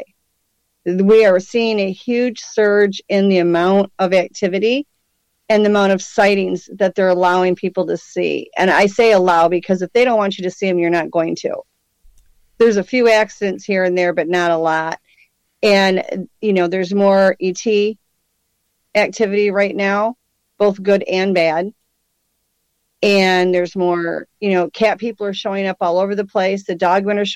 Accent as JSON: {"language": "English", "region": "Michigan", "country": "United States", "tie": "born or raised there", "said": "I was born and raised in Michigan"}